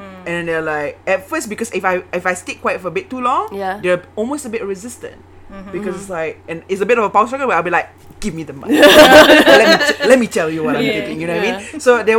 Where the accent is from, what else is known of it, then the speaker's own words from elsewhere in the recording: Shah Alam, Selangor, Malaysia; We're born in Shah Alam.